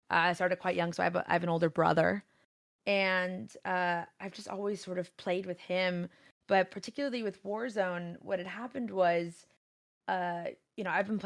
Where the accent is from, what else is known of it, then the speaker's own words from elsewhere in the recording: California, United States; Uh, I stream on Twitch. I'm from originally from Southern California, uh, my my roots are sort of I'm a first generation American